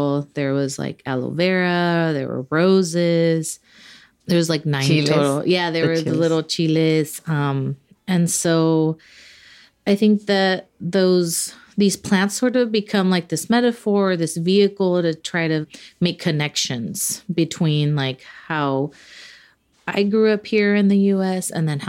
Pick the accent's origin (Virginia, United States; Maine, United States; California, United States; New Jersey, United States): California, United States; Los Angeles; Like I was born in Los Angeles, grew up there, but all of my family is Mexican. They all migrated to the U.S. in the mid 70s.